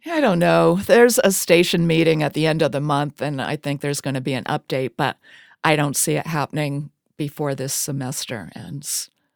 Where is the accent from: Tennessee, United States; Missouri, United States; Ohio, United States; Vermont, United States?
Vermont, United States; Springfield; moved away; I'm from Springfield, Vermont